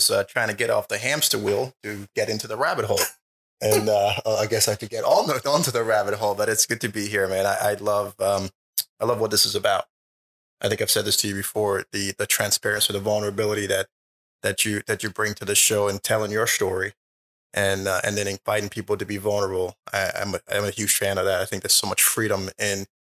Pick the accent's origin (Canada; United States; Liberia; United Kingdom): Liberia; moved away; I was born in Liberia